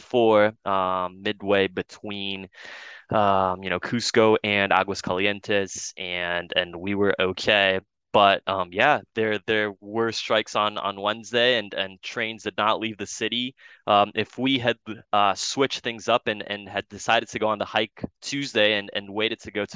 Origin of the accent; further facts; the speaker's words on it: Brazil; now in Ann Arbor, United States; I'm from South America myself. I'm from Brazil